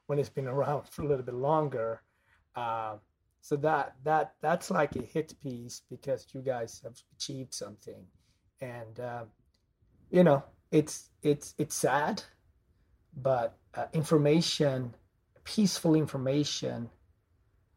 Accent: Gothenburg, Västra Götaland, Sweden; born or raised there; moved away

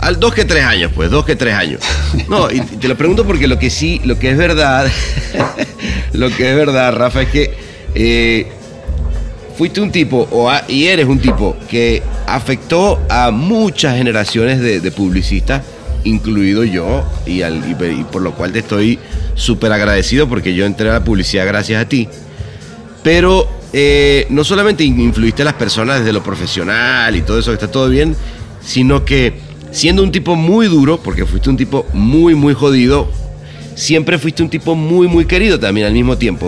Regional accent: Venezuela

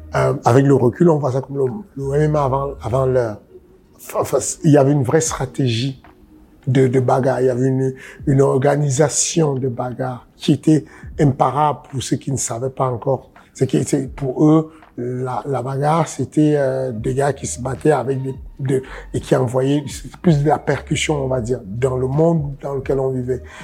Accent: Cameroon; je suis né au Cameroun

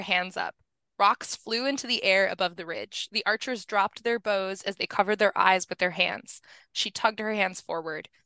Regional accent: New Mexico, United States; I grew up in New Mexico where forest fires are a major

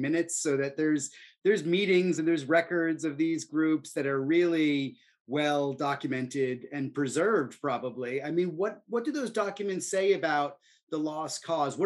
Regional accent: New Jersey, United States; I grew up in New Jersey and about 20 miles north of Princeton

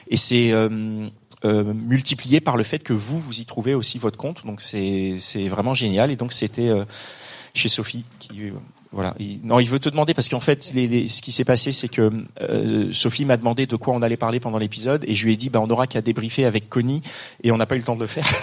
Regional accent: Paris, Île-de-France, France; on a toujours eu ce côté parisien parce qu'on est parisien.

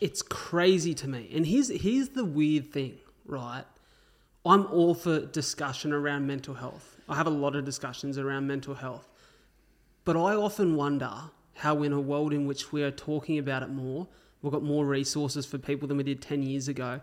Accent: Wollongong, New South Wales, Australia; also born or lived in Melbourne; I grew up in Wollongong

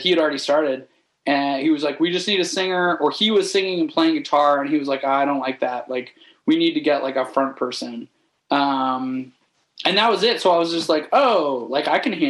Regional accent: a small town outside of Toronto, Ontario, Canada; a small town, like outside of Toronto

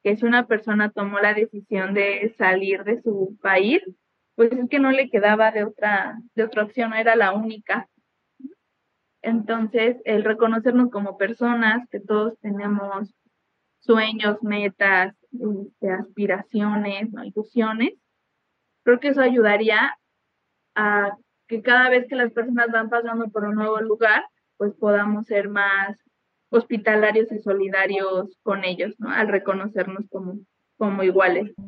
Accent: Mexico

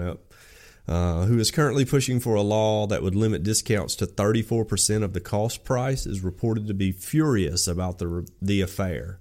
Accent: Alabama, United States; I grew up in Alabama in and around the woods my whole life.

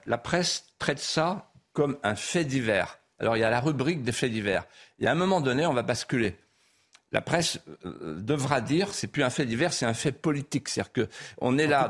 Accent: Vendée, Pays de la Loire, France; accent: Vendéen patois; first language Vendéen patois; French is a second language; ma langue maternelle, c'était le patois. Hmm. Et donc j'ai parlé la langue, le patois couramment jusqu'à 13 ans.

